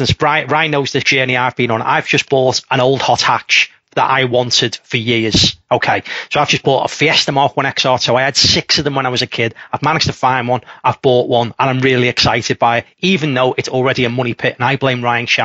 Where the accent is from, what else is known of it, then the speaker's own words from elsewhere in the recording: Liverpool, North West England, United Kingdom; I come from Liverpool, grew up football, boxing